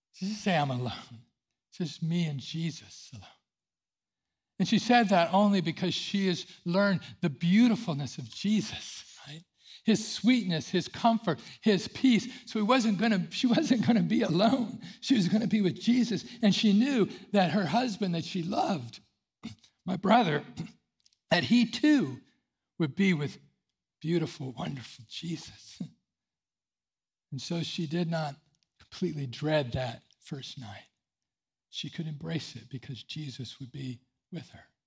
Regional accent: Central California, United States; I grew up in Central California

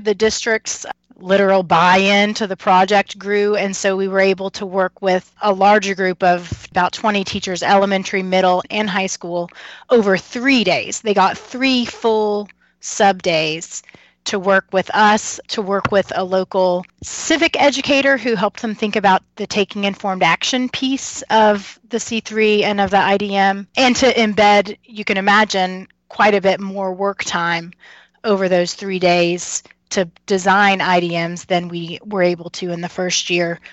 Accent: Kentucky, United States; moved away as an adult; also born or lived in North Carolina; now in Harrisonburg, United States; I'm from Kentucky

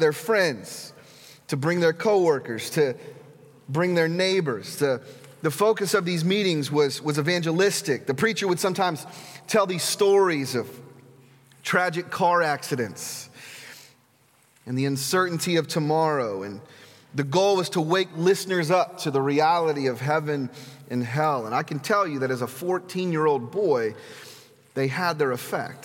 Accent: Mississippi, United States; now in Kansas, United States; When I was a teenager, I grew up in Mississippi

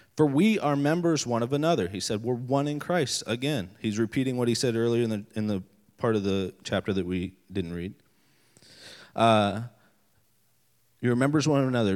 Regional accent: West Virginia, United States; moved away as an adult; now in Maryland, United States; I am actually from West Virginia originally. Uh, I'm not from Maryland originally.

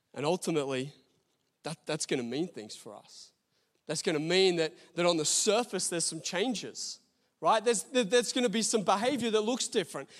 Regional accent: Australia; I'm an Australian citizen, got an Australian passport

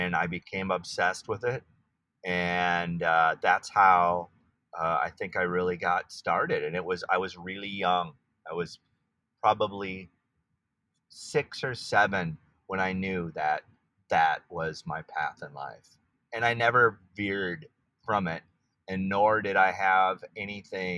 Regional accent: Saint Paul, Minnesota, United States; moved away as an adult; now in Los Angeles, United States; I was born in St. Paul

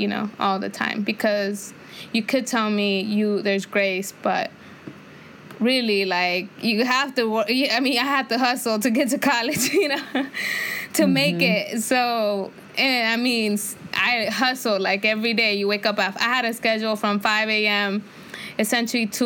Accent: California, United States; also born or lived in Santa Barbara; I grew up in the inner city, so I grew up around Latinos and black people

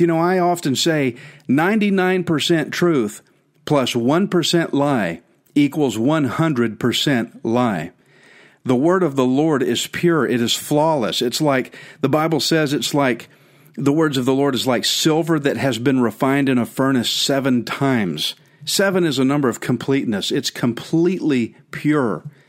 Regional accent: Texas, United States; "Where are you from?" I said, "Texas."

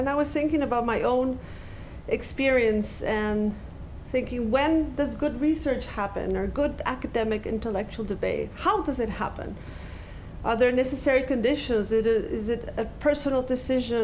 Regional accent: Ecuador; moved away; I did my fieldwork in my home country, Ecuador

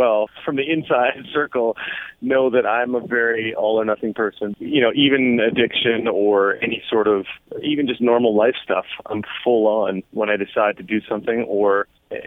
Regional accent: Canada; being Canadian

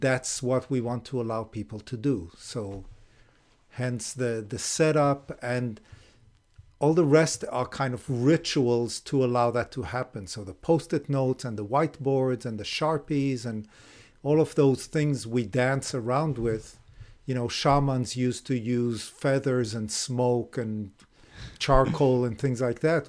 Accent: Israel; moved away as an adult; also born or lived in Japan / Illinois; now in California, United States; I was born in Israel, grew up in Israel

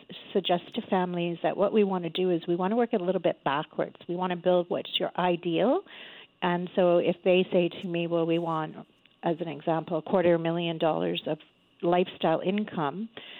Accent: Canada; Only 1/3 of us as a Canadian population have a will

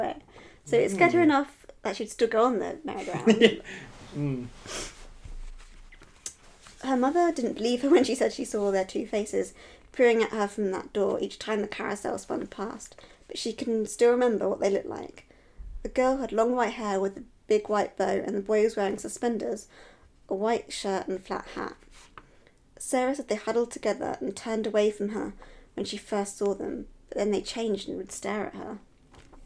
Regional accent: England, United Kingdom; I'm English

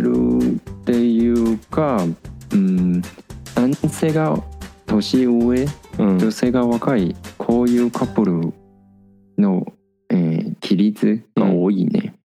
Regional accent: Taiwan; moved away as an adult; now in Japan; ほとんど台湾に戻った時

